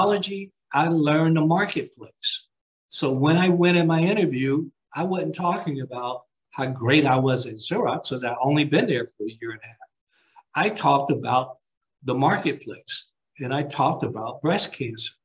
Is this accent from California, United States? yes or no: no; Alabama, United States; moved away; growing up in Alabama